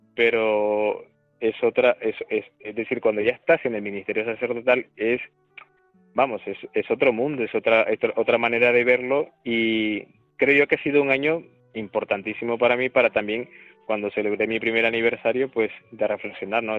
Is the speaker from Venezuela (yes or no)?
no; Managua, Nicaragua; now in Huesca, Spain; soy de la, de la propia capital, Managua, y mi parroquia del barrio donde yo vivo se llama Cristo Resucitado